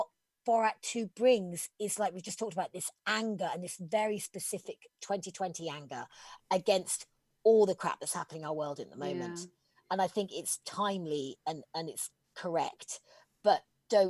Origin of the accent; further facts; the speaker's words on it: England, United Kingdom; I'm incredibly proud as an English person